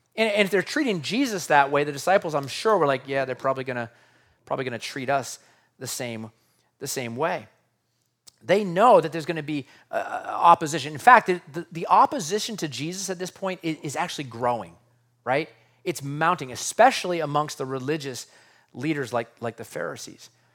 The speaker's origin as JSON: {"language": "English", "country": "United States", "said": "As an American living in two thousand twenty-three"}